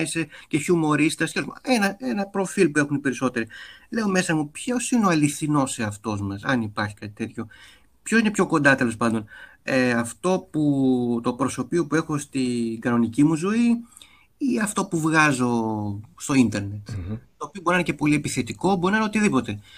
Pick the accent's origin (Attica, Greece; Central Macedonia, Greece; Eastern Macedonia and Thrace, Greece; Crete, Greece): Attica, Greece; Athens; also born or lived in Voula / Glyfada; εγώ έχω μεγαλώσει και στο κέντρο της Αθήνας